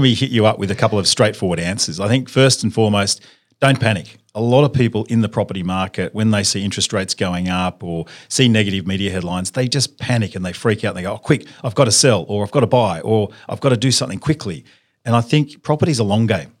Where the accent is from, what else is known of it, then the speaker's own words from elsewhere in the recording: Sydney, New South Wales, Australia; I grew up in Sydney, uh, went to school at, went to a public high school